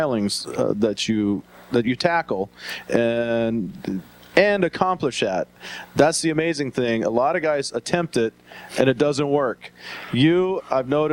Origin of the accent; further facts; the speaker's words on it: the South, United States; moved away; nothing wrong with them Southern boys. I happen to be one myself